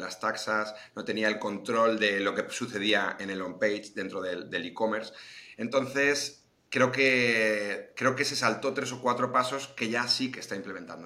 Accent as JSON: {"language": "Spanish", "town": "Madrid", "region": "Community of Madrid", "country": "Spain", "said": "yo soy de Madrid"}